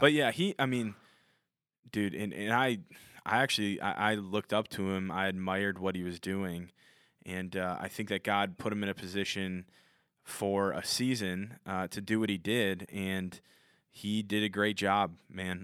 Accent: Minnesota, United States; I'm from Minnesota, so I say my T's with a D

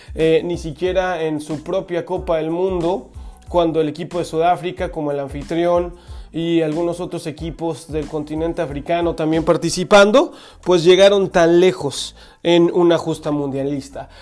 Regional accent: Mexico; a las personas que somos mexicanos

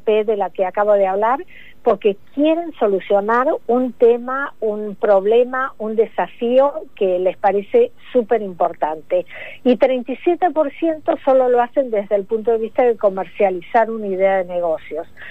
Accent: Argentina; now in United States; como argentina que soy, aunque vivo hace mucho en Estados Unidos

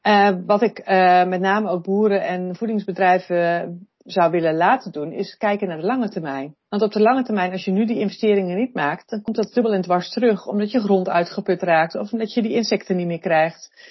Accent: Netherlands; we als Nederlanders

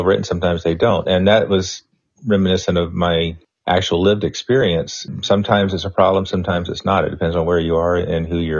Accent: Pensacola, Florida, United States; also born or lived in Mobile, Alabama; I grew up in Pensacola. I worked in Mobile, Alabama for 10 years after college.

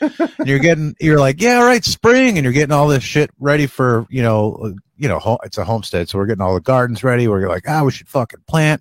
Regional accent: Northeast, United States; moved away; I'm from the Northeast

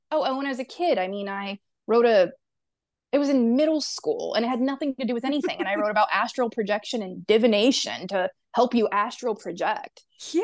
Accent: Pensacola, Florida, United States; I'm from Floribama. Pensacola, yeah, Pensacola, Florida, which is on the tip of the panhandle of Florida

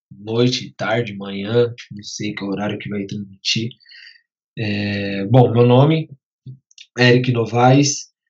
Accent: Guarulhos, São Paulo, Brazil; Sou de Guarulhos

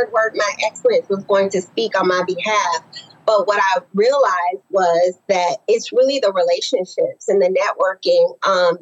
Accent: Naples, Florida, United States; I grew up in Naples, Florida

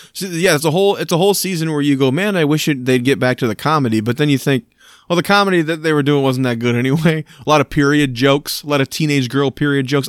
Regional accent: Michigan, United States; Michigan, my, my home state here

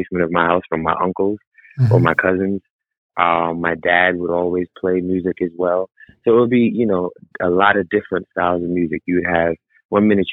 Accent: New York, United States; now in Los Angeles, United States; I was born in New York

